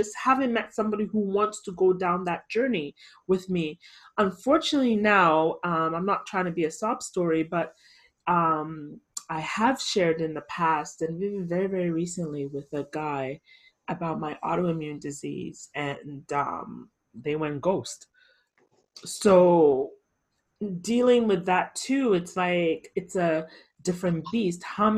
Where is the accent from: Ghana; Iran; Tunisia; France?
Ghana; I'm definitely a proud Ghanaian. Back then, not so much, but now as an adult, I love being Ghanaian. I wouldn't trade any other nationality. I'm Canadian too, but I mean, really, but I'm Ghanaian first before I am Canadian.